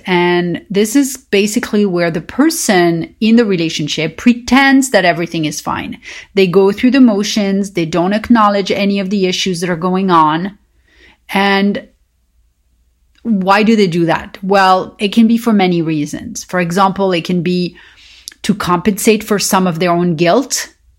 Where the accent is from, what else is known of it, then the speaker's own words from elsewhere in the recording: Paris, Île-de-France, France; moved away; growing up in Paris